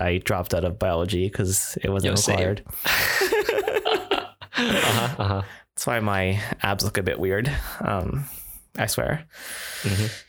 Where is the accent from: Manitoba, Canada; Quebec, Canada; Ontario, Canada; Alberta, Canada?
Ontario, Canada; Toronto; I think my golden path was just like any other typical Asian Canadian growing up in Toronto.